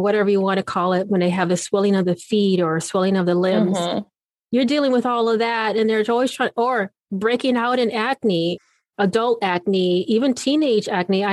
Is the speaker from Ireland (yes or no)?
no; Okinawa, Japan; now in United States; I was born in Okinawa